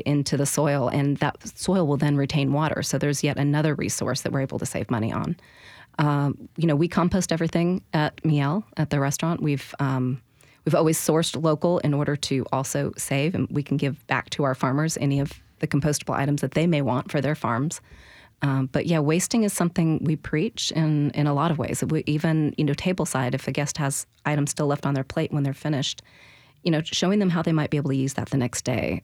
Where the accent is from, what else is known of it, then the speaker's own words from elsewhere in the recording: the Northwest, Pacific Northwest, United States; now in Nashville, United States; I grew up in the Northwest